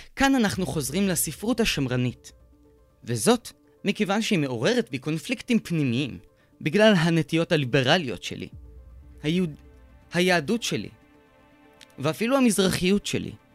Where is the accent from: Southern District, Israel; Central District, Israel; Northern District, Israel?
Southern District, Israel; Beersheba; also born or lived in kibbutzim; גדלתי בבאר שבע, אבל למדתי שמונה שנים בקיבוצים